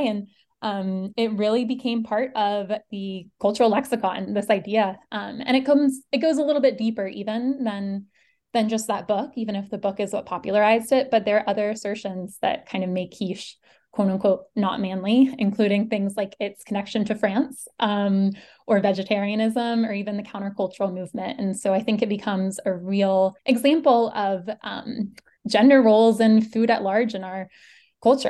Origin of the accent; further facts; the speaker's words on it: Charleston, South Carolina, United States; I'm from Charleston, South Carolina